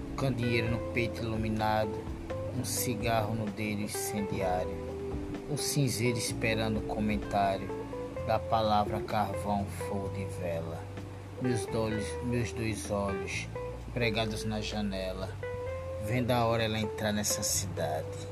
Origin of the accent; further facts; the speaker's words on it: Recife, Pernambuco, Brazil; now in Paulista, Brazil; Sou de Recife, tô morando em Paulista cidade de Pernambuco é praiana.